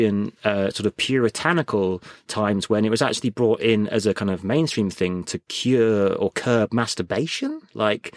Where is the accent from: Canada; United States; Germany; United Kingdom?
United Kingdom; I think the great thing about being British is we are really inclusive